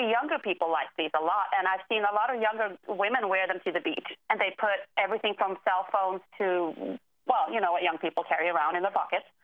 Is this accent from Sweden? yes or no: yes; Sweden; now in Washington, D.C., United States; I'm from Sweden originally, but I live in D.C. right now.